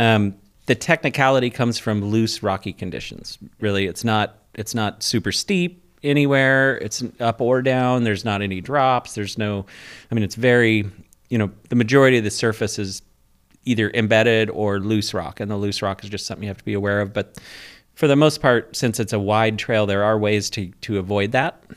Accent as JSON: {"language": "English", "town": "Port Angeles", "region": "Washington", "country": "United States", "said": "I'm from Port Angeles"}